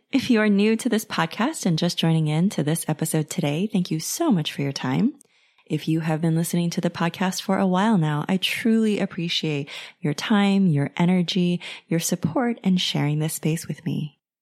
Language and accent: English; United States; If you have come from a traditional Chinese background like I have, you know, growing up in the States